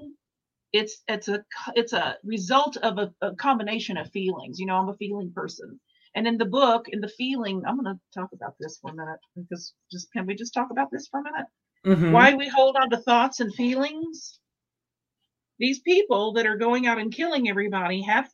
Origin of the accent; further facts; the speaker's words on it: Dallas, Texas, United States; I'm from Dallas.